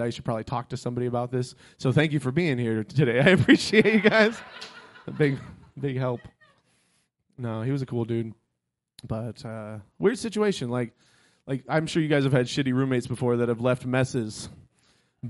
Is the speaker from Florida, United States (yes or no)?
yes; Florida, United States; moved away; I grew up in Florida.